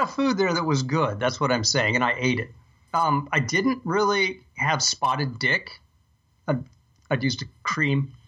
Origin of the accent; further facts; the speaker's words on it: United States; I'm an American